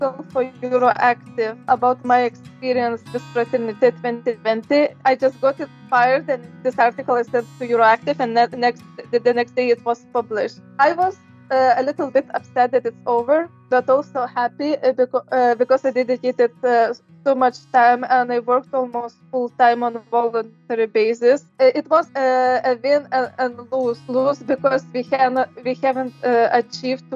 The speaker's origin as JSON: {"language": "English", "country": "Lithuania", "moved": "as an adult", "lives_now": "Brussels, Belgium", "said": "Originally, I come from Lithuania, but I have been living abroad"}